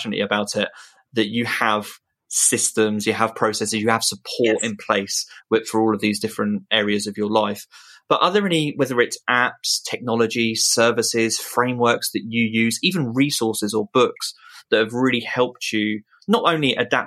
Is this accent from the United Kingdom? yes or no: yes; United Kingdom; a British non-parent male